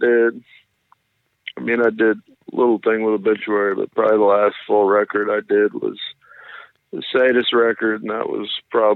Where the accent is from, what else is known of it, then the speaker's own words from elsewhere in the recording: Florida, United States; Still in Florida. I've never left. I've always been here.